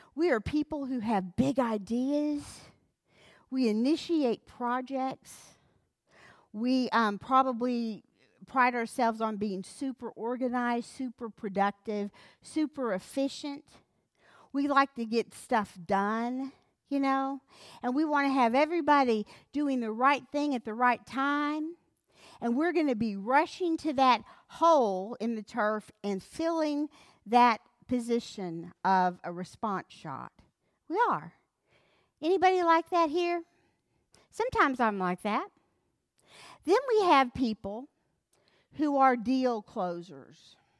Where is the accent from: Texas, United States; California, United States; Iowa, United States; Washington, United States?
Texas, United States; Wolfe City; I grew up in North Hunt County, in Wolf City.